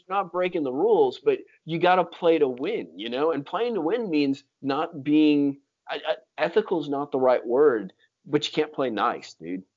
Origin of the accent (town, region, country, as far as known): Florida, United States; moved away